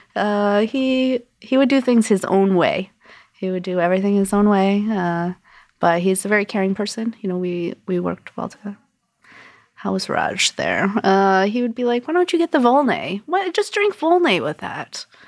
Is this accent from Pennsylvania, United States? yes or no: no; Connecticut, United States; moved away as an adult; also born or lived in New York City / Brooklyn; now in New York, United States; I'm from Connecticut. I moved to New York in two thousand